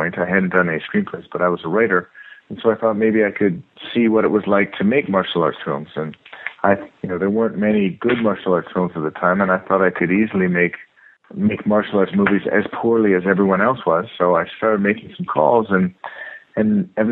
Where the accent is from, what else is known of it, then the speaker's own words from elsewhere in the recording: Toledo, Ohio, United States; moved away as an adult; also born or lived in Lancaster, Pennsylvania; I was from Toledo, Ohio. I was living in Lancaster, Pennsylvania at the time